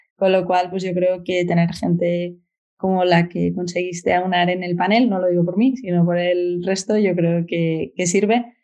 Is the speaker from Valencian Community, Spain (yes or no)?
no; Oviedo, Asturias, Spain; moved away as an adult; Yo nací en Oviedo y estuve en Oviedo hasta los 20 y algo